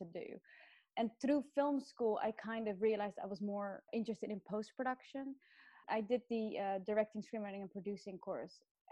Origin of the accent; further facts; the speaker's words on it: Netherlands; moved away as an adult; also born or lived in Australia / London, United Kingdom; I grew up in Holland